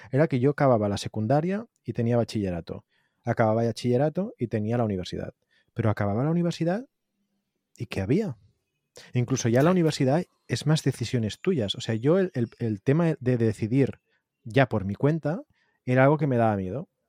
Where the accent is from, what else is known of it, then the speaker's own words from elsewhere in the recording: Tarragona, Catalonia, Spain; y yo soy de Tarragona.